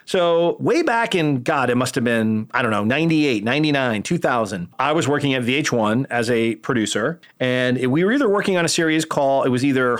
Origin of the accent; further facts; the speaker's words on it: Northeast, United States; I'm from the Northeast.